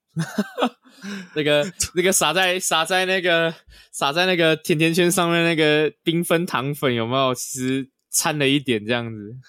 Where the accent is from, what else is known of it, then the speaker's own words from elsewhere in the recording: Taiwan; 我们是台湾人嘛